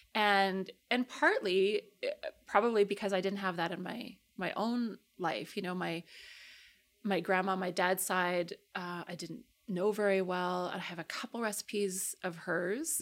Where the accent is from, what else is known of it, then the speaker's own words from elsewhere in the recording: Calgary, Alberta, Canada; also born or lived in London, Ontario / Toronto; I grew up in Calgary.